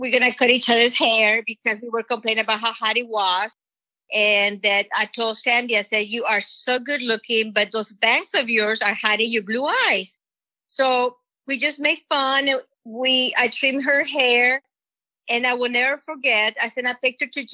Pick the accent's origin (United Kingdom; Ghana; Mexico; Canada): Mexico; moved away; Jay will make fun of my accent because I'm from Mexico